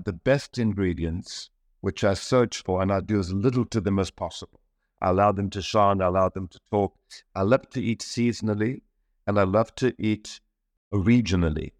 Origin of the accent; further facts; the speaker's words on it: Kitwe, Copperbelt Province, Zambia; moved away; I was born in Central Africa in Zambia, in Kitwe